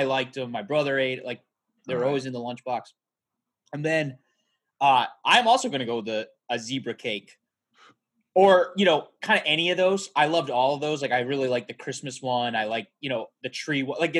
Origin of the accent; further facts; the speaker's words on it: New England, United States; growing up in New England